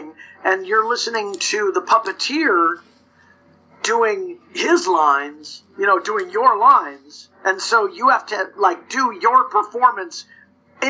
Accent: Los Angeles, California, United States; accent: surf speak; I grew up in the San Fernando Valleys, you know, I mean, it's sort of the home of surf

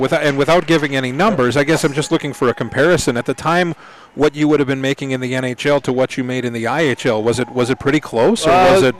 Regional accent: Minneapolis–Saint Paul, Minnesota, United States; growing up in Minnesota in the Twin Cities

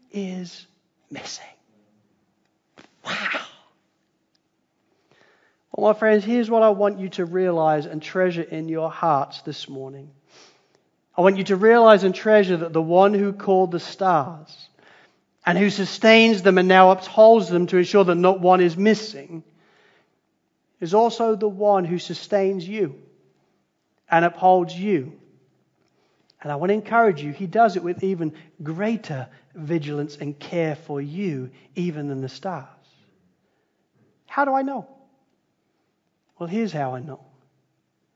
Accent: Spalding, East Midlands, United Kingdom; moved away; I grew up in Spalding in Lincolnshire in England.

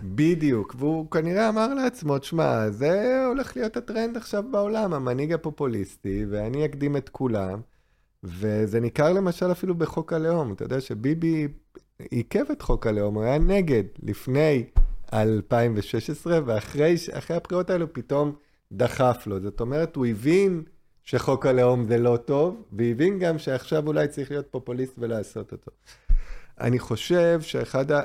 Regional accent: Israel

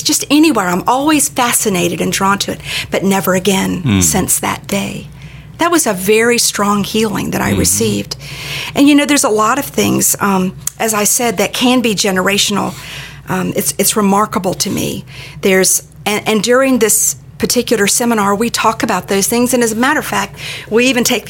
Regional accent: Daytona Beach, Florida, United States; I grew up in Daytona Beach.

